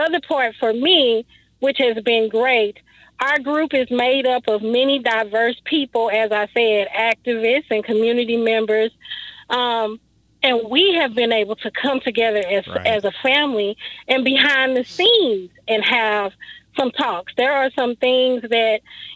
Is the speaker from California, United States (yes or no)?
no; St. Louis, Missouri, United States; I'm from St. Louis